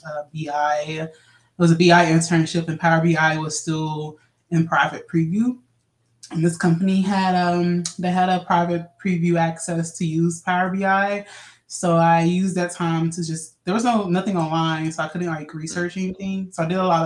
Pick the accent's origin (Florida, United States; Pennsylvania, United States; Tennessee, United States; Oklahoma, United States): Tennessee, United States; Memphis; I'm from Memphis, Tennessee